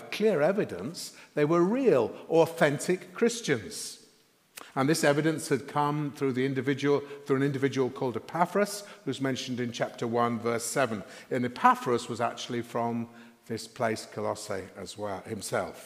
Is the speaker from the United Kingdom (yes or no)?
yes; Sheffield, Yorkshire and the Humber, United Kingdom; When I was growing up in Sheffield in the 1960s, I used to travel to school by bus